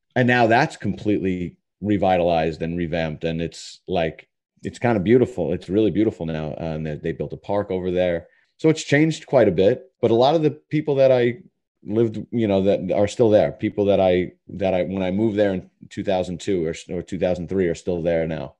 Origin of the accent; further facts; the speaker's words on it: New York City, New York, United States; also born or lived in Long Island; I was born in Jackson Heights in Queens